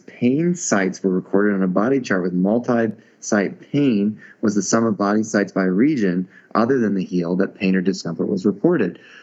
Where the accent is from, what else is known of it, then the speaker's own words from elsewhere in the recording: Indiana, United States; I was brought up in Indiana with very few difficult names to pronounce